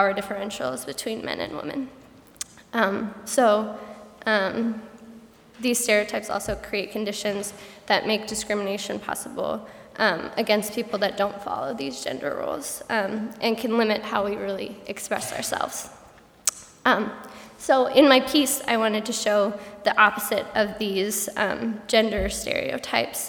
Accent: Colorado, United States; moved away; I'm originally from Colorado

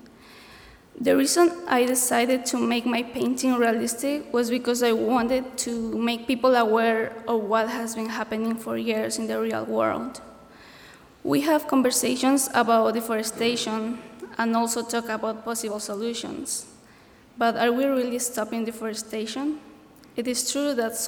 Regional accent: Ecuador; moved away; I'm from Ecuador

